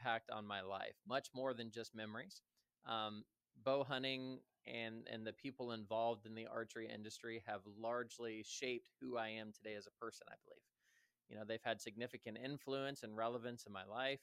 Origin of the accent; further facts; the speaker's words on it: Columbus, Ohio, United States; I was raised here in Columbus, Ohio.